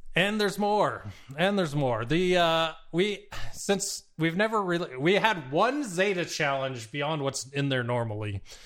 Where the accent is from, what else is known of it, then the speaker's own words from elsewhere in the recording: Arizona, United States; moved away; also born or lived in San Diego; growing up in Arizona